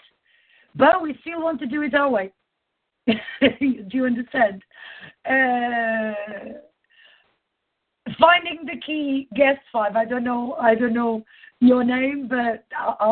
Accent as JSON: {"language": "English", "country": "Portugal", "said": "I'm Portuguese"}